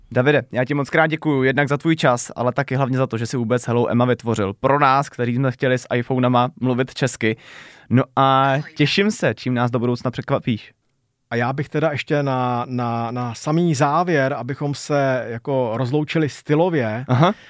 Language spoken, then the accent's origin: Czech; Czechia; first language Czech; u nás v Čechách